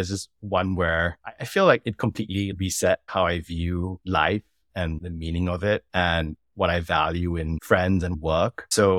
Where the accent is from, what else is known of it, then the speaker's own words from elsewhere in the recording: Singapore; also born or lived in Kenya / Eastern Europe; now in New York, United States; I'm from Singapore, but have been on a mission to live and work on all continents of the world for the last couple of decades. And I'm currently based in New York.